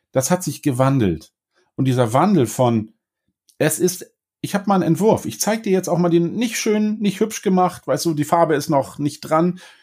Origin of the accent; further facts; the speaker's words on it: Northern Germany, Germany; ich bin Norddeutscher